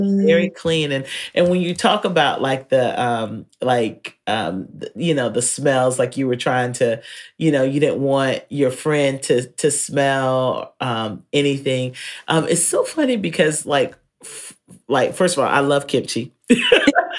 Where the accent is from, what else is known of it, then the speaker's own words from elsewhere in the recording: North Carolina, United States; I'm from North Carolina